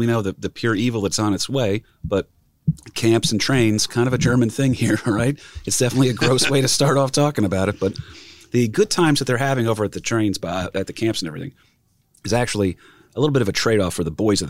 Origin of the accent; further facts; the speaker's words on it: Ireland; First of all, I'm Irish, so I don't know if they would have had me.